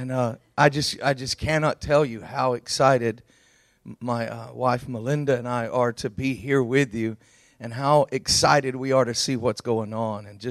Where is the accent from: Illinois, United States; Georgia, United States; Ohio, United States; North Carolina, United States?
Georgia, United States; I'm from Georgia.